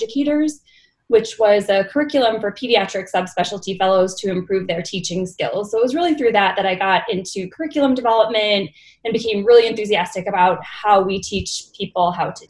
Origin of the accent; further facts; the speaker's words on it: Buffalo, New York, United States; moved away as an adult; also born or lived in New Haven, Connecticut; now in Utah, United States; I'm originally from Buffalo, New York. I attended medical school there as well